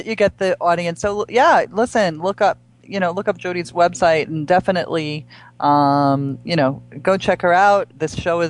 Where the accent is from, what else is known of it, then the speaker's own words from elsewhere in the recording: New York, United States; I'm originally from New York, but I happen to have been there on a gig.